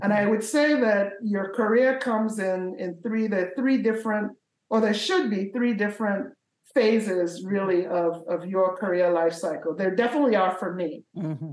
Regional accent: Nigeria; moved away; I was born in Nigeria

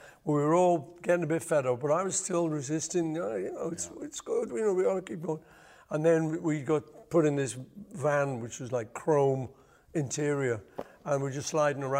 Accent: Liverpool, North West England, United Kingdom; we're from Liverpool.

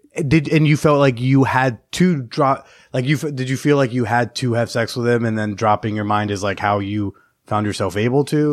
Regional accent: New Jersey, United States; now in New York, United States; I grew up in North Jersey.

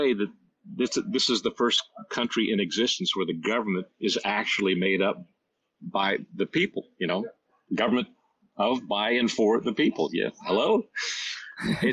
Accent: Washington, District of Columbia, United States; it's my hometown too, so I remember that little southern city

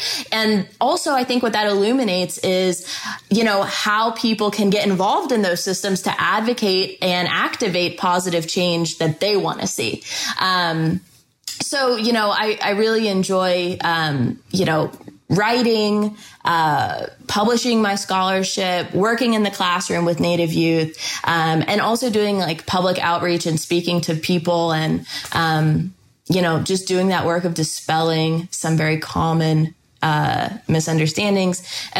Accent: Houston, Texas, United States; born there; I was born in Houston, Texas.

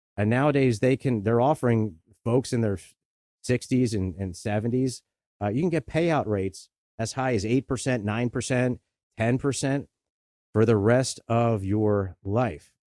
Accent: Delaware County, Pennsylvania, United States; I grew up right here in Delaware County. I've spent my whole life here.

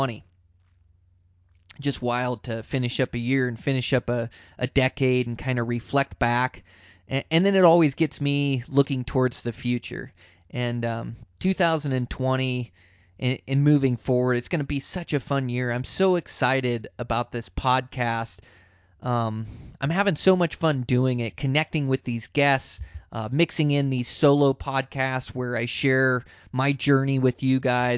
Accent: Montana, United States; my home state of Montana here

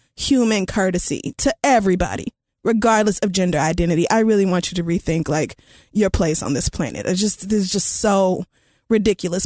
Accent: Oklahoma, United States; I grew up in Oklahoma

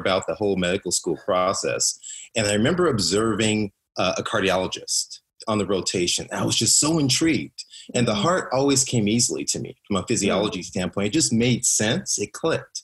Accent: Compton, California, United States; I grew up in Compton, which is in South Central Los Angeles.

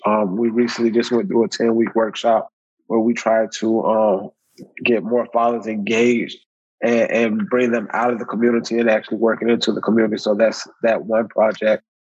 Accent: Riviera Beach, Florida, United States; I'm from Riviera Beach, Florida

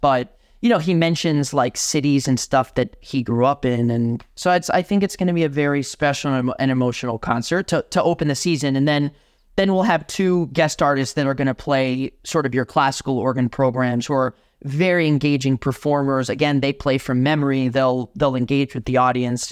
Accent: Miami, Florida, United States; moved away as an adult; now in Madison, United States; I'm born and raised in Miami, Florida, um, in a Cuban household

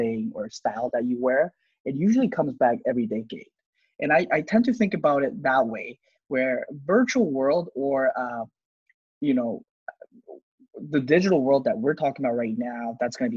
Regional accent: South Korea; I'm from Korea

